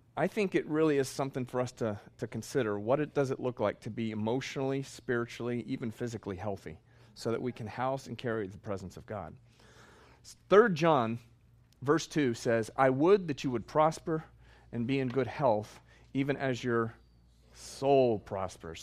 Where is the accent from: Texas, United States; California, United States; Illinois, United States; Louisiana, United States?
Texas, United States; I'm from Texas